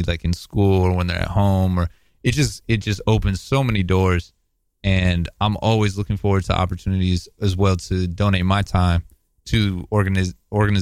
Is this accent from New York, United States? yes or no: no; Oakland, California, United States; growing up in Oakland. I went to Oakland Tech.